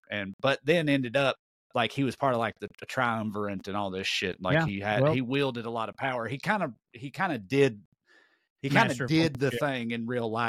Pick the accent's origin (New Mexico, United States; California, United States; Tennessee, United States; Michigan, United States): Tennessee, United States; I'm from Tennessee.